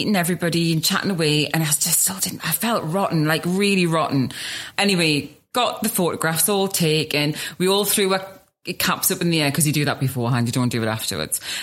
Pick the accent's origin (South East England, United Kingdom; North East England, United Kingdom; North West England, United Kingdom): North East England, United Kingdom; Newcastle upon Tyne; now in Swords, Ireland; I'm from Newcastle